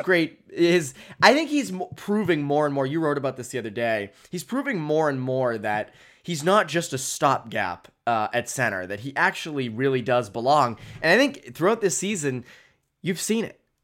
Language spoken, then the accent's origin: English; Framingham, Massachusetts, United States; I grew up in Framingham